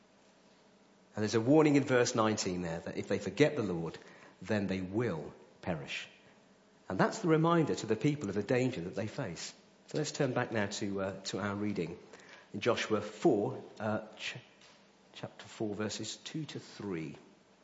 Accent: Coventry, West Midlands, United Kingdom; moved away; I'm from Coventry

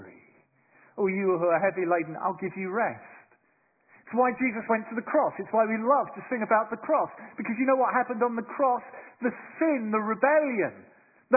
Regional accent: London, United Kingdom; moved away as an adult; now in Bristol, United Kingdom; I'm a Londoner, I suppose. I was raised in London, but for the last 26 years I've lived in Bristol

